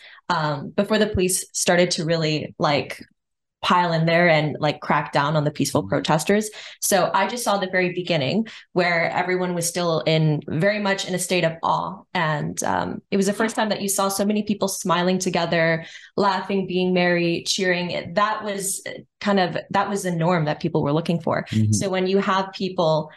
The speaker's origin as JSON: {"language": "English", "region": "Western Canada", "country": "Canada", "tie": "born or raised there", "said": "born and raised in the West"}